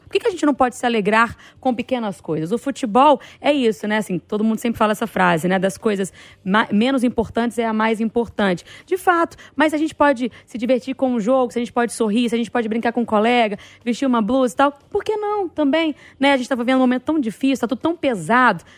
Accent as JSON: {"language": "Portuguese", "region": "Bahia", "country": "Brazil", "tie": "born or raised there", "moved": "yes", "said": "na minha infância, lá na Bahia, lá em Itabaporanga, Patão, distrito que eu morava"}